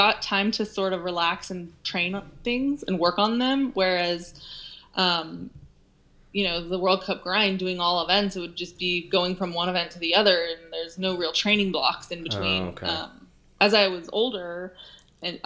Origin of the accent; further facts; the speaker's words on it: Olympic Valley, California, United States; I grew up in Olympic Valley